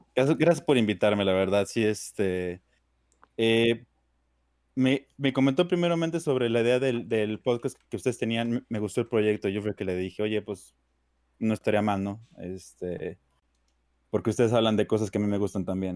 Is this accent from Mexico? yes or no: yes; Durango, Mexico; yo soy obviamente mexicano, igual que todos ustedes, más que yo soy de Durango, del estado del norte